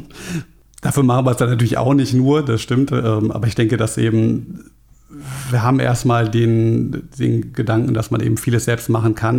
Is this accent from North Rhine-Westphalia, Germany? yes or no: no; Frankfurt, Hesse, Germany; ich komme selber aus Frankfurt